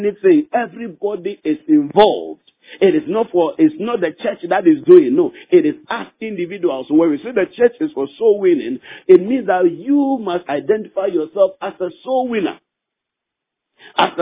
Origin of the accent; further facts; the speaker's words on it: Ghana; in our country we practice democracy